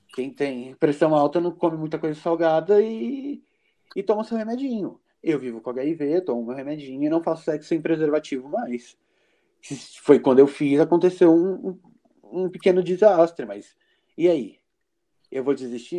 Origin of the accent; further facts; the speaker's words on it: São Paulo, Brazil; now in Brasília, Brazil; eu moro em Brasília, né? DF, mas eu sou natural de São Paulo, capital.